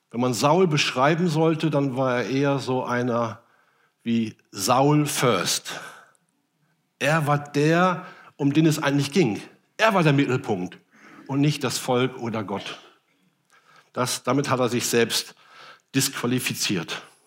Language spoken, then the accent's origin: German; Rhenish Hesse, Rhineland-Palatinate, Germany; moved away; aus meiner alten Heimat Rheinhessen